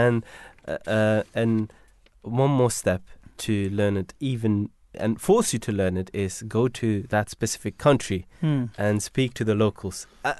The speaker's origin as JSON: {"language": "English", "country": "Belgium", "second_language": "English", "moved": "yes", "lives_now": "United Kingdom", "said": "I'm from Belgium. And and the in Belgium, whatever you write, you would read exactly the way it is, right? And the struggle that I had when I came to UK is that I had to learn every"}